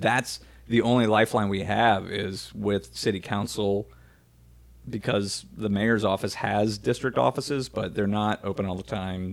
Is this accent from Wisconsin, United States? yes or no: no; New Orleans, Louisiana, United States; we loved growing up in New Orleans